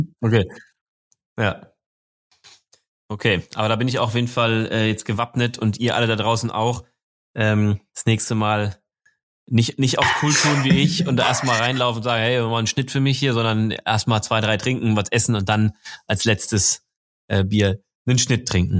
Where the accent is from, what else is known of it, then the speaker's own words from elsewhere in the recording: Marburg, Hesse, Germany; moved away; ich bin ja gebürtiger Hesse, zwar jetzt nicht aus Frankfurt, sondern aus Marburg, ein bisschen weiter nördlich